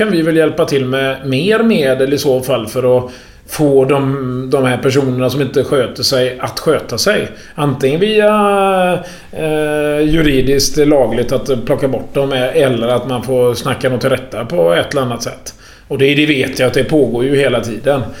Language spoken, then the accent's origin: Swedish; Gothenburg, Västra Götaland, Sweden; Och så kommer jag upp då som göteborgare och ska diskutera med kommunstyrelsen